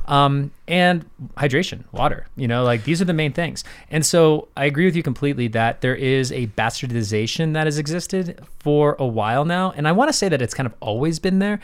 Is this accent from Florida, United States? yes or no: yes; St. Petersburg, Florida, United States; I grew up in St. Pete, Florida